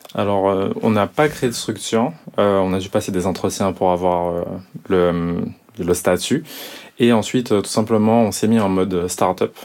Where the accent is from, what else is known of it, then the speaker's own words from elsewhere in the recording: Guadeloupe; dès qu'on se reconnaît en tant que Guadeloupéen et même plus largement ultramarin